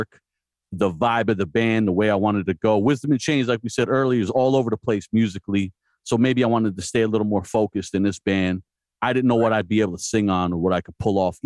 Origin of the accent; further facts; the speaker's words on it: New Jersey, United States; now in Poconos, United States; I'm originally from Jersey